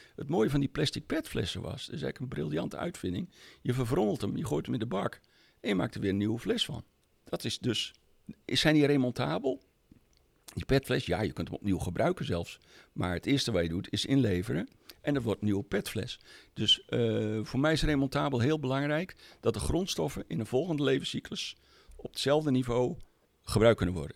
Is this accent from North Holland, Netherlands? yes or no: no; Friesland, Netherlands; ik ben Fries van oorsprong.